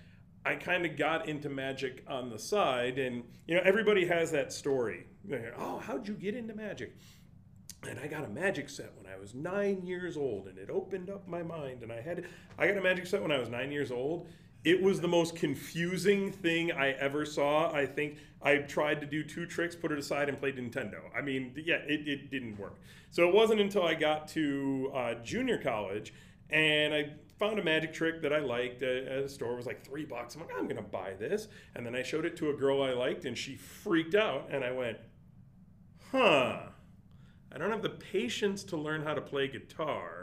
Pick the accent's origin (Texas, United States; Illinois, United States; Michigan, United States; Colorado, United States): Illinois, United States; Chicago; moved away as an adult; now in Las Vegas, United States; when I grew up in Chicago